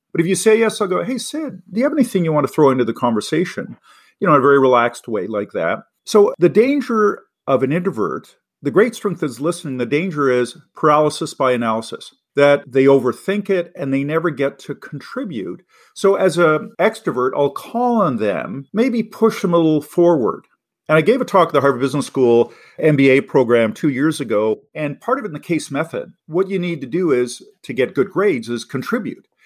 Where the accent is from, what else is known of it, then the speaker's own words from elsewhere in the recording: Canada; also born or lived in Los Angeles, United States / Boston, United States / Oxford, United Kingdom; as an English Canadian